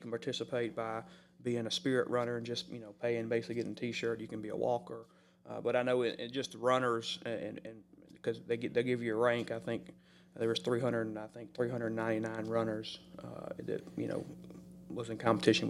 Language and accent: English; Mississippi, United States; I'm from Mississippi, so I think that's right.